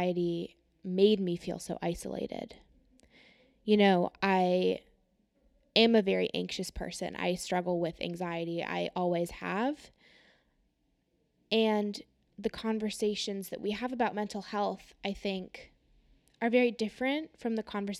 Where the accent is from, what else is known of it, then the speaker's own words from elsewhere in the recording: California, United States; I am from California